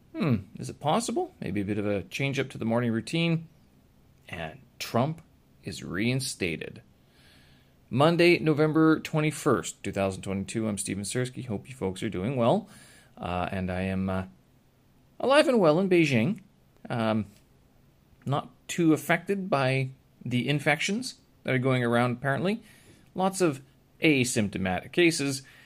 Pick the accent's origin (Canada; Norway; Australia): Canada; Winnipeg, Manitoba; my hometown, Winnipeg